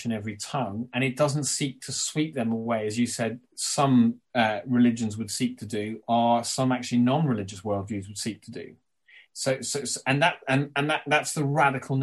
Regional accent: Ireland; as an Irishman, albeit with English heritage

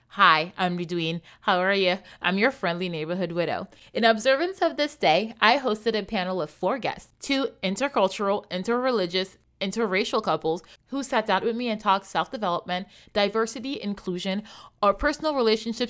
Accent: Libreville, Estuaire, Gabon; now in United States; I'm from Central Africa. Randy and I are born in Libreville, Gabon.

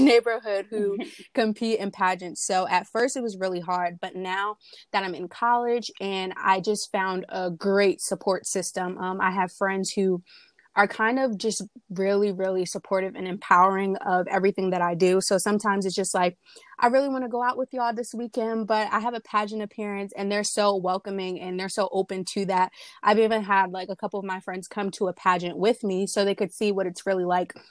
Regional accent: Willingboro, New Jersey, United States; I'm 19 years old, and I'm from Willingboro, New Jersey.

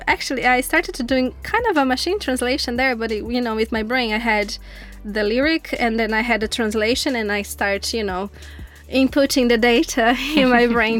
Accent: Brazil; first language Portuguese; English is a second language; moved away as an adult; now in Dublin, Ireland

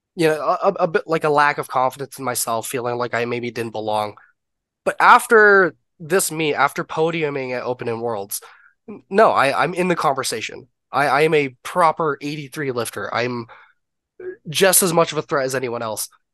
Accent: Canada; I'm obviously Canadian

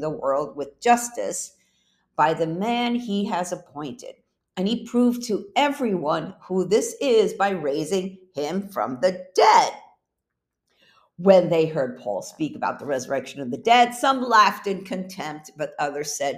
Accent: New York, United States; moved away as an adult; also born or lived in Puerto Rico; I was born in Puerto Rico, raised in New York, then moved back to Puerto Rico after college, where I lived there for 8 years

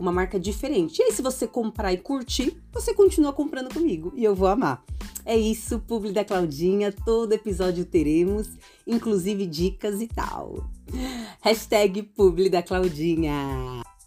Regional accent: São Paulo, Brazil; eu sou de São Paulo capital

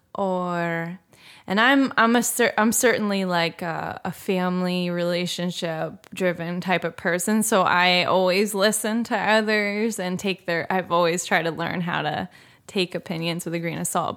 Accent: Philadelphia, Pennsylvania, United States; I'm from the Philadelphia area

